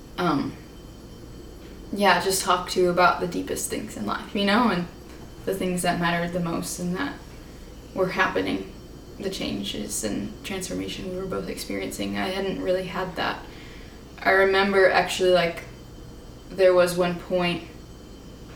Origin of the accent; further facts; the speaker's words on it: Northwest Indiana, United States; I'm from Northwest Indiana, the region